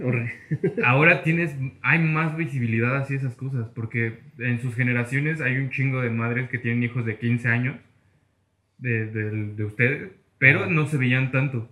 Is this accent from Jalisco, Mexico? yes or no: no; Mexico City, Mexico